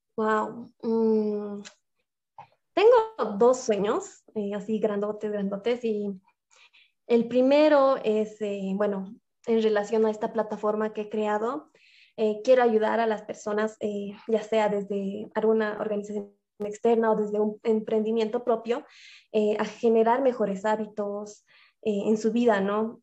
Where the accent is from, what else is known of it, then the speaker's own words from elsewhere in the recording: La Paz, Bolivia; soy de La Paz, Bolivia